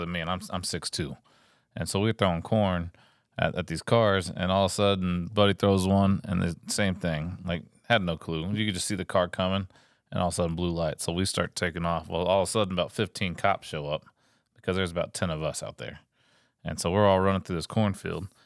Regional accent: Texas, United States; I grew up in Texas

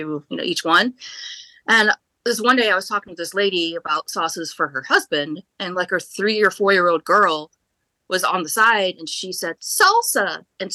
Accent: Indiana, United States; moved away as an adult; now in Raleigh, United States; I grew up in Indiana, very, very rural area where it's meat and potatoes and black pepper is too spicy.

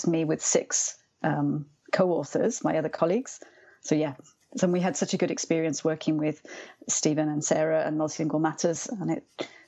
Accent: Wales, United Kingdom; moved away as an adult; I'm from Wales. So everyone learns Welsh from an early age.

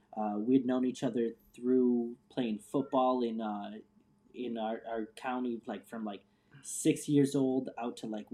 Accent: North Chicagoland area, Illinois, United States; moved away as an adult; also born or lived in Phoenix, Arizona / Seattle, Washington; I'm originally from the North Chicagoland area

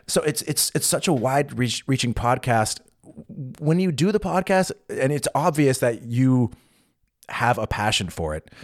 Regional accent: United States; now in Berlin, Germany; I'm American, I grew up with Thanksgiving

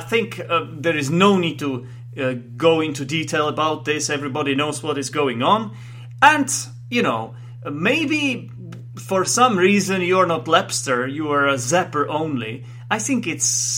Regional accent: Czechia; I am from the Czech Republic, I happen to be Czech

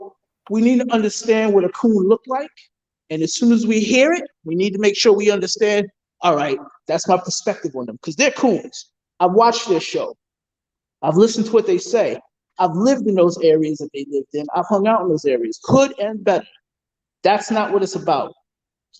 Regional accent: New York City, New York, United States; I'm originally from Queens, New York, Hollis to be specific. When I grew up, it was called Homicide Hollis.

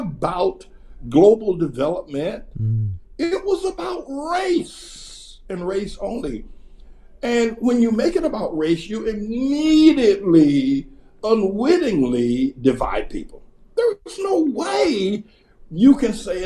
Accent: North Carolina, United States; I was picking cotton in North Carolina

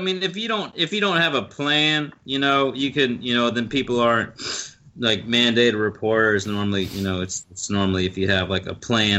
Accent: the South, United States; accent: Southern; think I'm everyone idiot. From the South is stupid.

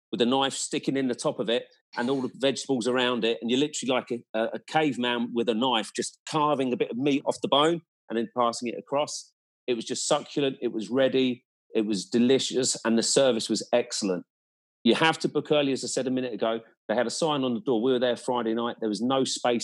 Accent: Ireland

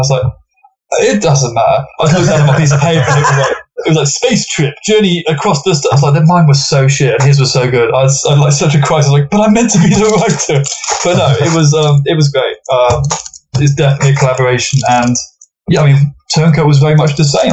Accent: England, United Kingdom; England is very much almost like the 51st state. We're very Californicated

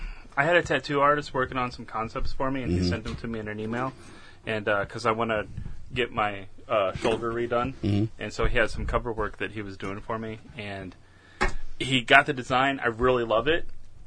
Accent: St. Louis, Missouri, United States; I'm from St. Louis.

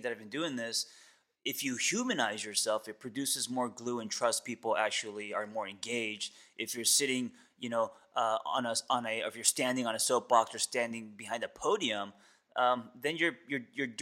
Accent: Seoul, South Korea; moved away; I'm from Seoul, Korea

